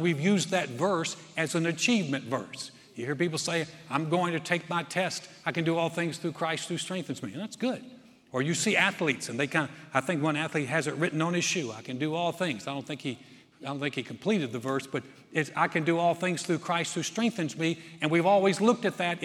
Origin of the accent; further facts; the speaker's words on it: North Carolina, United States; I'm from North Carolina